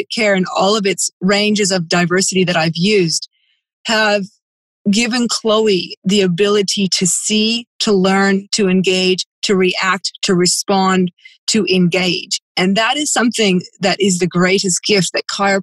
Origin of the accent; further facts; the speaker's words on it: Australia; I'm a farmer from Australia